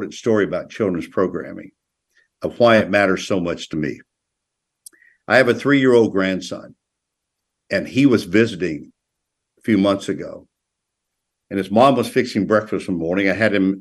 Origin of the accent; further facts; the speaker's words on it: Tennessee, United States; now in North Carolina, United States; neighboring Tennessee, my home state